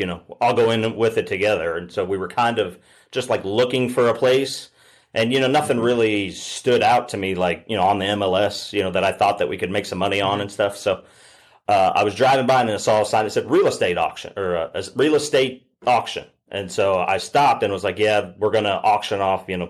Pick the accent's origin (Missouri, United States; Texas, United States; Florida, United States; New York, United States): Missouri, United States; Southwest; moved away as an adult; I grew up in Southwest Missouri